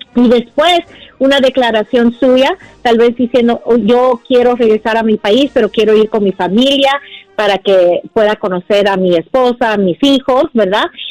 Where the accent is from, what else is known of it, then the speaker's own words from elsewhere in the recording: Guatemala; moved away; yo soy guatemalteco, mi esposa es mexicana